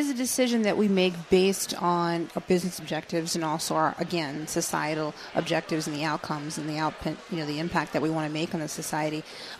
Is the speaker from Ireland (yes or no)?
no; Germany; born there; Yeah, I was born in Germany.